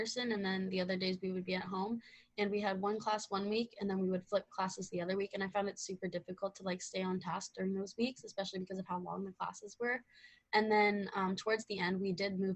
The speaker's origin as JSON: {"language": "English", "town": "Ottawa", "region": "Ontario", "country": "Canada", "said": "Yeah, so I'm from Ottawa, Ontario. I just kind of grew up being in Canada."}